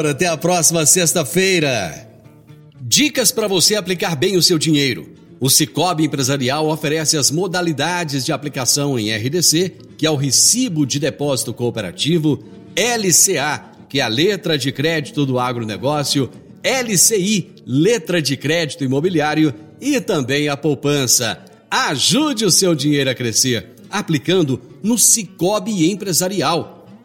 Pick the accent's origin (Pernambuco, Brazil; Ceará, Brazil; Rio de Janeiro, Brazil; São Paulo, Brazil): São Paulo, Brazil; Morro Agudo; moved away as an adult; now in Rio Verde, Brazil; Sou do Morro Agudo, estado de São Paulo